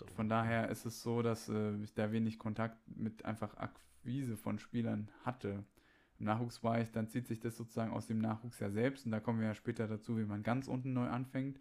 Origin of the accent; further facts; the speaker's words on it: Thuringia, Germany; Bei uns in Thüringen